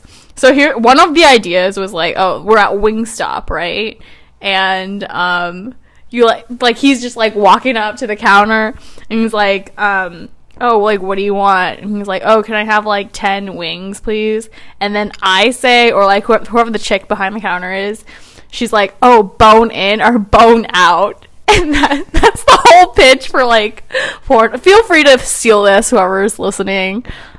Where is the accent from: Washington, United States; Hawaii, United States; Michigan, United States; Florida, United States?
Washington, United States; Seattle; For those of you who don't know, I'm from Seattle, Washington.